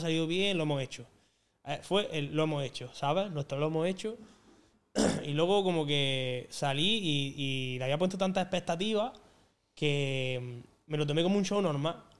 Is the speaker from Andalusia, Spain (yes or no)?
yes; Andalusia, Spain; aquí somos así, somos de esta manera